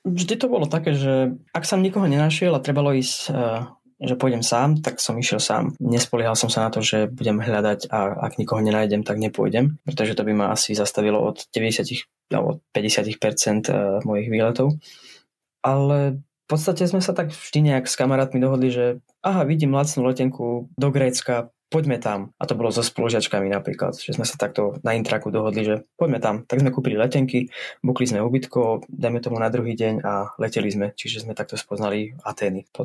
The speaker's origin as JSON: {"language": "Slovak", "region": "eastern Slovakia", "country": "Slovakia", "accent": "East Slovak", "said": "Veľa v mojom prízvuku spravila asi tá, ten pobyt v Bratislave a na škole. Tak, a potom samozrejme v zahraničí sa moc nekomunikuje po východňarsky"}